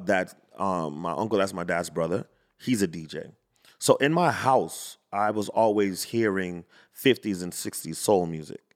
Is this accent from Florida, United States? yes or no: yes; Fort Lauderdale, Florida, United States; I grew up in Fort Lauderdale.